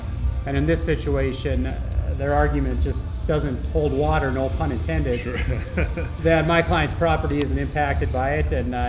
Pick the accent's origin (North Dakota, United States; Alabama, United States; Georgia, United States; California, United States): North Dakota, United States; Benson County; I'm a Democrat from Benson County, Farmers Union Democrat, going back a long way.